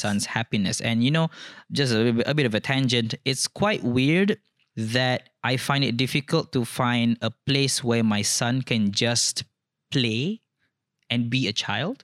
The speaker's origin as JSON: {"language": "English", "region": "Kelantan", "country": "Malaysia", "tie": "born or raised there", "moved": "yes", "lives_now": "Perlis, Malaysia", "said": "I was born in Kelantan. I am a Kelantanese, but I've been living in Perlis for twenty plus years now."}